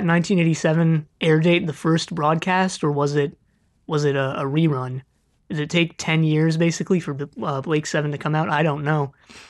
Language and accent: English; California, United States; accent: California; I'm from California.